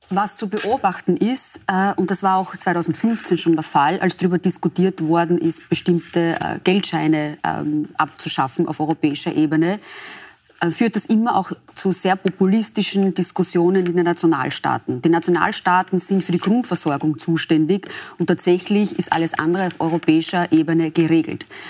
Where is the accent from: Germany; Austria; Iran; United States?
Austria; bei uns in Österreich